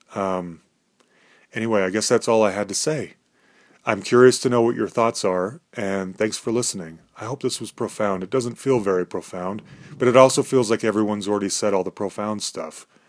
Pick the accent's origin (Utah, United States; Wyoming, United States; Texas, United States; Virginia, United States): Utah, United States; Salt Lake City; we grew up in Salt Lake City, Utah